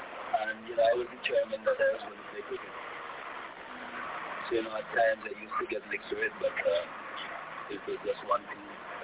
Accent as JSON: {"language": "English", "town": "Urlings", "country": "Antigua & Barbuda", "tie": "born or raised there", "said": "I was born here in Erling, just about halfway up in the village. And, you know, as a youngster, I used to roam all these hills as a home place."}